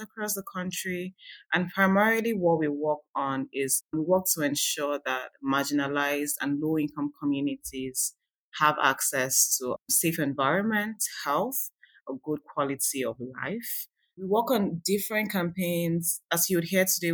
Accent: Nigeria; now in California, United States; I am originally from Nigeria

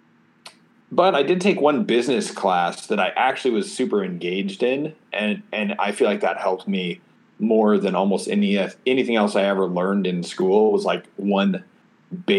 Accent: Oregon, United States; So I'm from Oregon. I was homeschooled, grew up in the country

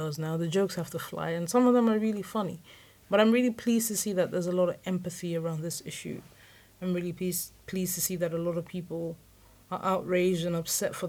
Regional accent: London, United Kingdom; also born or lived in Lagos Island, Nigeria; I certainly have definite memories of another place where I was raised on Lagos Island. But I feel like as an adult, I'm a Londoner

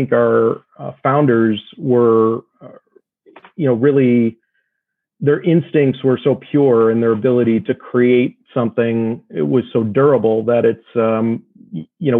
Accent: Midwest, United States; now in Los Angeles, United States; I'm not from LA originally. You know, I grew up in the Midwest

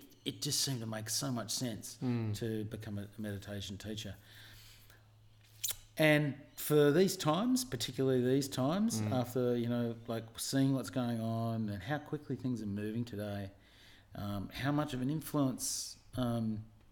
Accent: Avalon, New South Wales, Australia; born or raised there

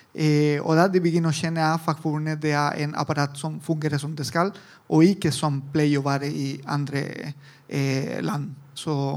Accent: Italy; Norwegian is a second language; moved away as an adult; also born or lived in Argentina / Chile; now in Norway; Jeg er italiensk, men jeg bodde også litt i Latin-Amerika, Argentina, Chile, og alle veier.

